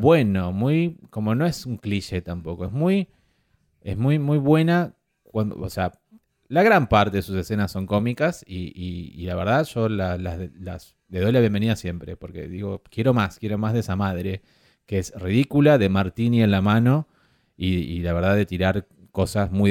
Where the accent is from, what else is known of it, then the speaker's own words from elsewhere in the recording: Argentina; soy argentino y sudamericano